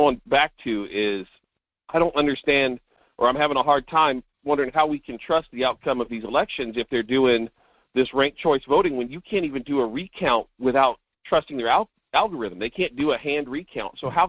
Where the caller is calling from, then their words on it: North Pole, Alaska, United States; from North Pole.